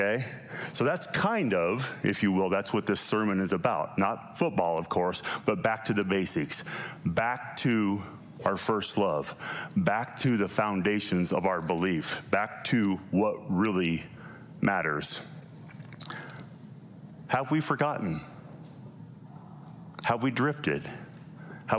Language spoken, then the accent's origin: English; Lovell, Wyoming, United States; also born or lived in Cheyenne, Wyoming / Utah; now in Gillette, Wyoming, United States; I was born in Lovell, Wyoming